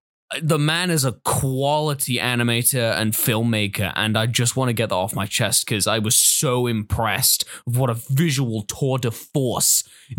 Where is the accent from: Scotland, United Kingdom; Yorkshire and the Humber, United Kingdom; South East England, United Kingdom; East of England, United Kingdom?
Scotland, United Kingdom; I'm Scottish.